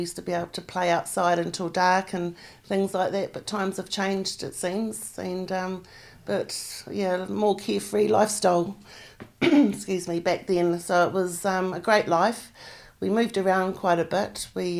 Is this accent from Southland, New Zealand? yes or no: yes; Manapouri, Southland, New Zealand; also born or lived in Invercargill; now in Queenstown, New Zealand; Well, I was born in Invercargill, and when I was about 5-6 years old, we moved to Manapouri, where we lived in the Hydro village there